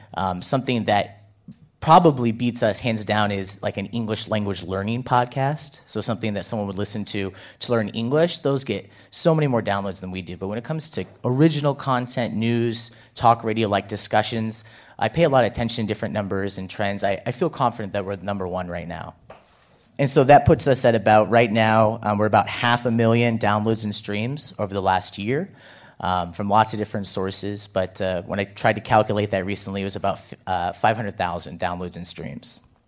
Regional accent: United States; moved away as an adult; also born or lived in Iowa; now in South Korea; I'm American

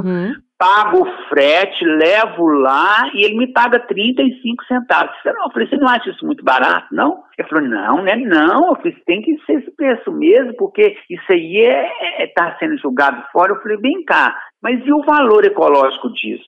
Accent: interior of Minas Gerais, Brazil; moved away; also born or lived in Rio de Janeiro; É uma cidade aqui do interior de Minas, onde eu nasci aqui, mas eu morei muito tempo aí no Rio, morei 11 anos no Rio. E quando eu voltei para a cidade

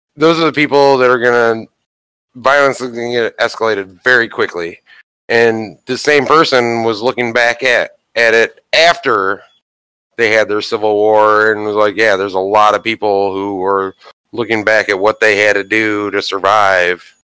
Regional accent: Ohio, United States; my home state of Ohio

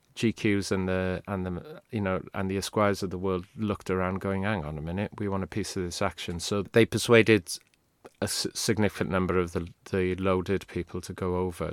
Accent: Swansea, Wales, United Kingdom; first language Welsh; English is a second language; moved away; I grew up in Swansea, where there were no bands ever came to play

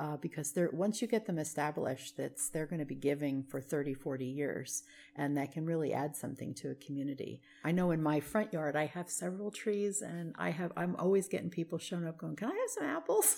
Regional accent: New Jersey, United States; now in Vallejo, United States; I grew up in New Jersey

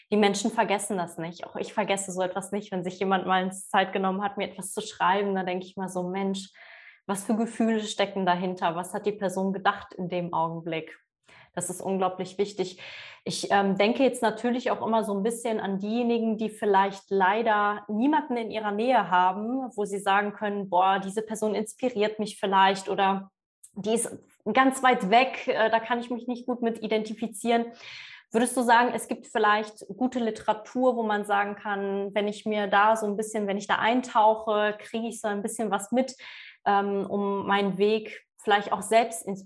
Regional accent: Poland

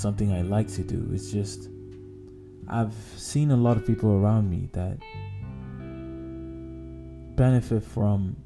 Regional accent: Nigeria; growing up in Nigeria

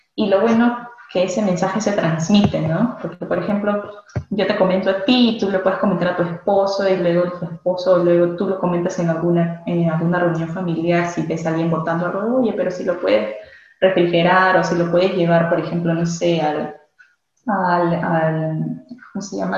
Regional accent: Peru; moved away as an adult; now in England; como bueno peruano me encanta comer

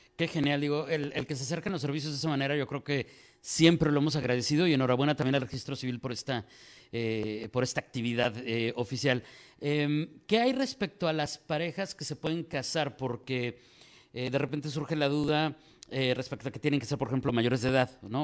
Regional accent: Mexico; como decimos en México

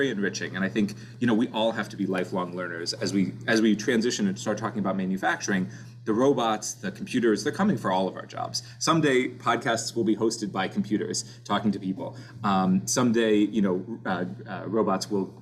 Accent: Orlando, Florida, United States; moved away as an adult; also born or lived in Gainesville, Florida; now in Cleveland, United States; I grew up in Orlando, Florida

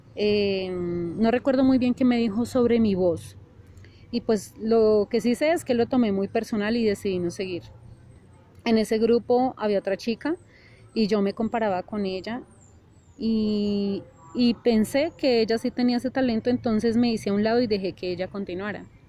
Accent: Bogotá, Colombia; yo nací en Bogotá, Colombia.

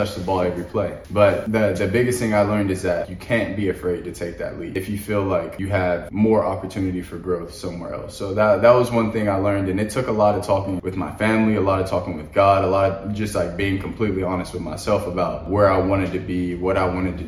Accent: Conway, Arkansas, United States; I'm from Conway, Arkansas

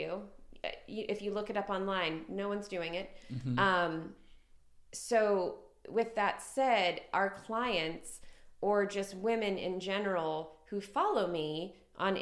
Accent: Ohio, United States; now in Greenville, United States; I grew up in Ohio in a very small town.

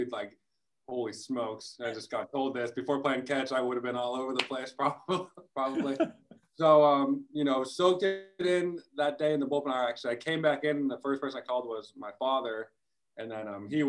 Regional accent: West Coast, United States; moved away; I'm from the West Coast

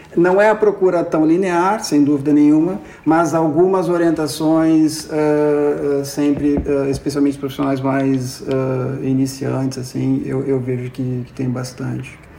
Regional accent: Porto Alegre, Rio Grande do Sul, Brazil; moved away as an adult; now in Lisbon, Portugal; Eu sou nascido em Porto Alegre e há três anos, três anos e meio, uh, me mudei para Lisboa.

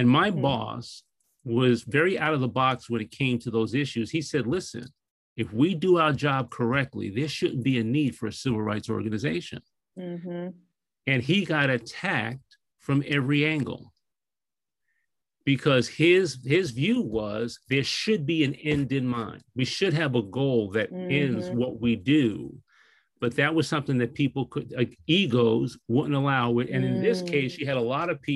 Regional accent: New York, United States; I'm a New Yorker.

